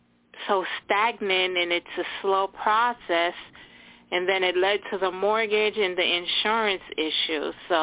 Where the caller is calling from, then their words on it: New Jersey, United States; from New Jersey.